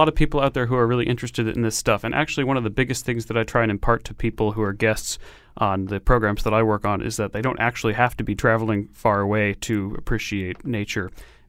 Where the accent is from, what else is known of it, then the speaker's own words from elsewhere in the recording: Connecticut, United States; Growing up in Connecticut, it is a fantastic place to grow up and be attuned to the natural world around you.